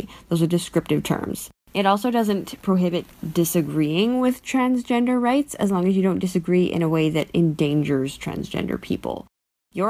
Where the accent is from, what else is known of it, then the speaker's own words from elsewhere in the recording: Canada; I'm a Canadian law student